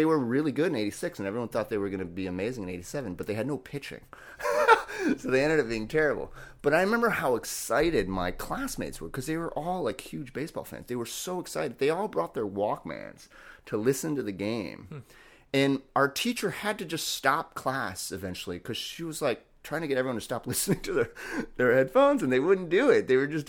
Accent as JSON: {"language": "English", "region": "New York", "country": "United States", "said": "And that was just like magical to me because I was like from New York, so I rooted for the Mets."}